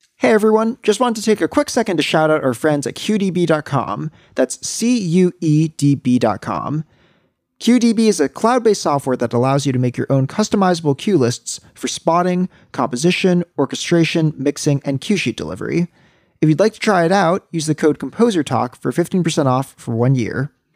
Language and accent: English; New York City, New York, United States; I'm from New York City